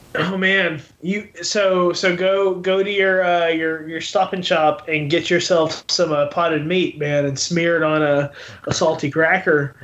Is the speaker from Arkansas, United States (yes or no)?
yes; Arkansas, United States; I grew up in Arkansas